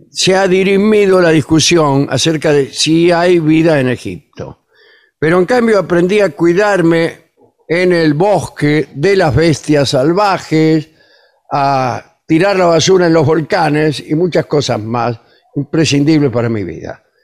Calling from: Barcelona, Catalonia, Spain; Aquí les habla … desde Vie, en Barcelona.

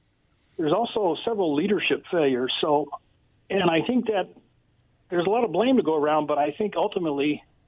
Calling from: Richland, United States; in Richland.

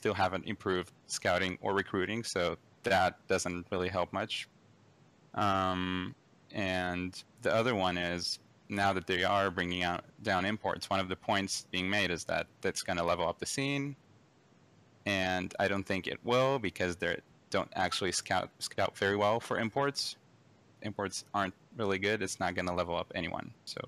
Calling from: Redmond, Washington, United States; calling from Redmond, Washington.

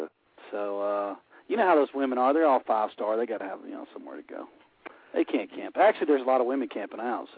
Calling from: Alabama, United States; Close, Alabama.

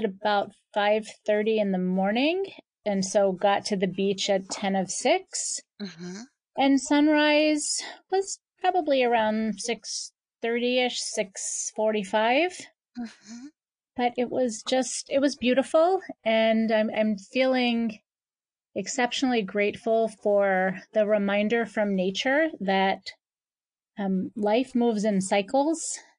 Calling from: Boca Raton, Florida, United States; I am calling from Boca Raton, Florida.

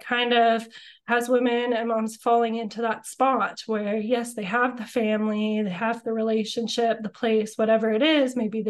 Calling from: Sooke, British Columbia, Canada; I am calling in from Sooke, BC, so just outside of Victoria and Langford. I love my small town living and just things being a little bit slower, a little bit closer to nature, a little bit more free living with our backyard fires and things like that.

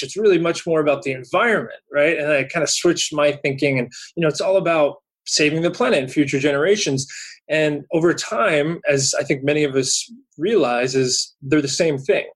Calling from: California, United States; I'm calling from California today

